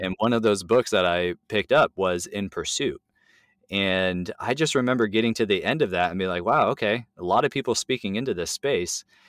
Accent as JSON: {"language": "English", "region": "California", "country": "United States", "moved": "yes", "lives_now": "Tacoma, United States", "said": "I'm Californian"}